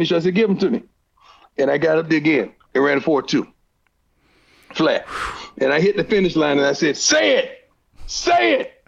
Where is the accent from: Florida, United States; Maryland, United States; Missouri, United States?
Florida, United States; Fort Myers; moved away; I'm from Florida. So you got to understand now I'm coming from a city and a town where, you know, we didn't have a lot of prominent African-American men and women